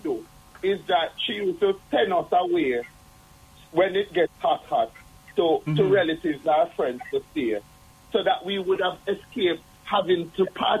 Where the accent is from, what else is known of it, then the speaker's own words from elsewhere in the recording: Kingston, Jamaica; As a child in the 70s growing up in Jonestown